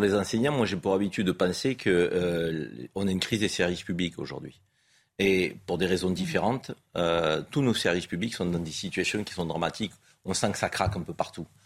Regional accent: France; On est français

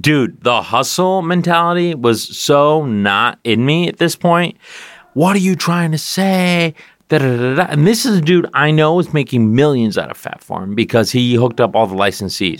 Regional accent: California, United States; moved away as an adult; now in New York, United States; I always used to say California, but I live in New York

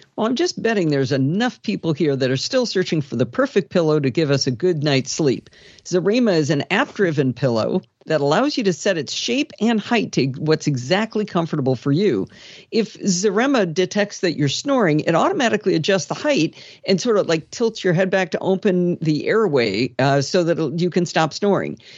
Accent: Michigan, United States; When I was a kid growing up in Michigan

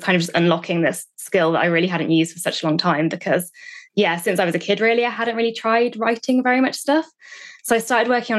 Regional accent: United Kingdom

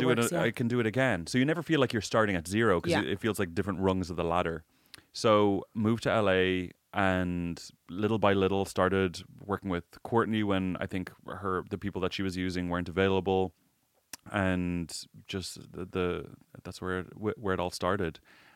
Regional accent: Ireland; I didn't have a great experience growing up in Ireland.

